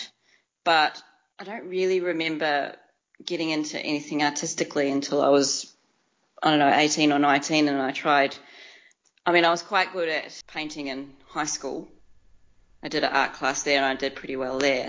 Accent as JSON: {"language": "English", "country": "New Zealand", "tie": "born or raised there", "moved": "as an adult", "lives_now": "Melbourne, Australia", "said": "I was born and raised in New Zealand"}